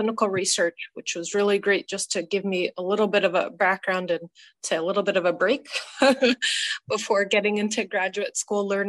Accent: New York, United States; also born or lived in Boston; I grew up in New York State

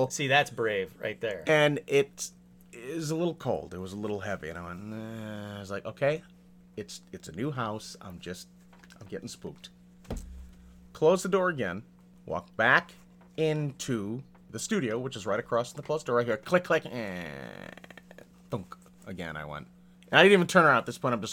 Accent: New England, United States; I grew up in New England, and we would say that you know, in, in the in the dead of summer, like like July, August

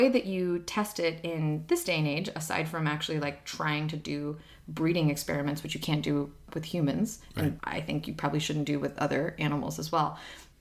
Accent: Ukraine; I'm from Ukraine

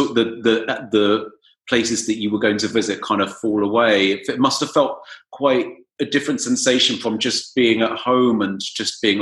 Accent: England, United Kingdom; now in Berlin, Germany; I'm in Berlin, and but you know, being English and the majority of my friends are still English and in mostly in London

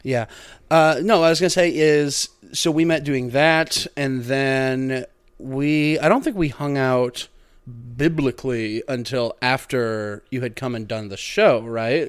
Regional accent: Missouri, United States; we're from Missouri. So we're really just, you know, uh, Missourians.

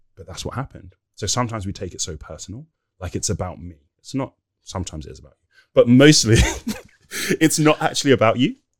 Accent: Nigeria; We're Nigerian

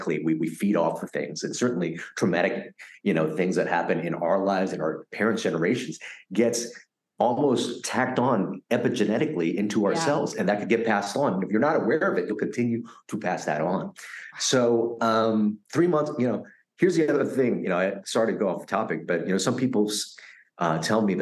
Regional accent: United States; also born or lived in Vietnam / Philippines; a kid growing up in America after surviving that boat journey

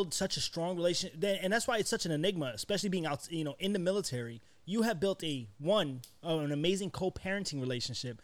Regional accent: New York, United States; where I come from, I come from New York. I'm from the hood

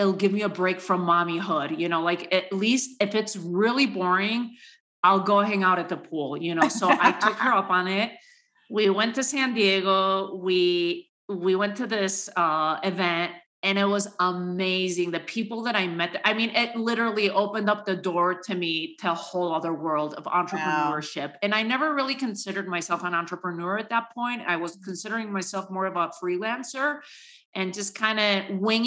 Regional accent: Spain; moved away as an adult; also born or lived in New York City, United States; now in United States; born and raised in Spain to a Spanish father, an American mother, and came to the U.S. my last couple years in college

